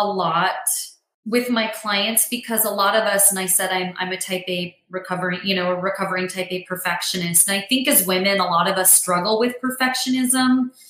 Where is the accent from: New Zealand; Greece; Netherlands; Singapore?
Greece; …, …, Greek, like I'm from Greece, Greek.com.